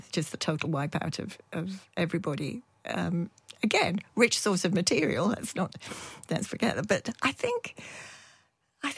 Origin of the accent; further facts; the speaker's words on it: Yorkshire and the Humber, United Kingdom; also born or lived in Dundee; now in Edinburgh, United Kingdom; I'm from Yorkshire